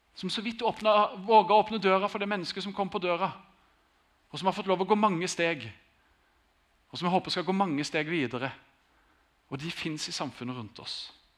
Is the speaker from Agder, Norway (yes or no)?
yes; Grimstad, Agder, Norway; Jeg har vokst opp i Grimstad, vært der hele tiden